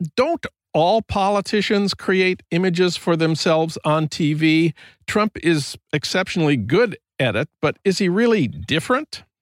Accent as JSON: {"language": "English", "town": "Saint Paul", "region": "Minnesota", "country": "United States", "tie": "born or raised there", "moved": "yes", "said": "my hometown of St. Paul"}